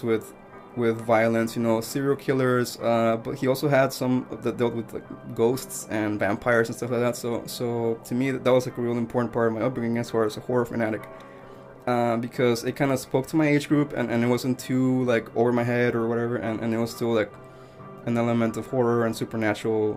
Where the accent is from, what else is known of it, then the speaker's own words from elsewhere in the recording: Mexico; now in United States; I grew up in Mexico